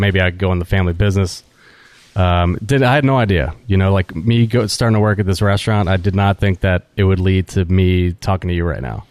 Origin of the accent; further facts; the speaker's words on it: New Orleans, Louisiana, United States; also born or lived in Alabama; growing up in New Orleans